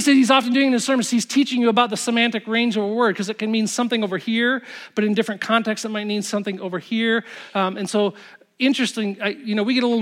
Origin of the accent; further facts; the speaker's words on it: Zeeland, Michigan, United States; I grew up in Zealand